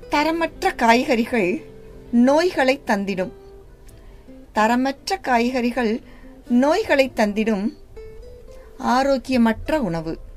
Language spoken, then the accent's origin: Tamil; Pattiyaranpatti village, foot of Thandikudi hills, Tamil Nadu, India; moved away as an adult; also born or lived in Virudhunagar / Palani / Madurai; now in Coimbatore, India; நான் பிறந்து வளர்ந்தது எல்லாமே வந்து விருதுநகர் மா விருதுநகரில் தான் நான் என்னோடய பிறப்புன்னு சொல்லி எங்கள் அப்பாவோட அப்பா எல்லாம் ஆனால் என்னோட வளர்ப்புங்கிறது பட்டின்னு ஒரு சிறு கிராமம் தான்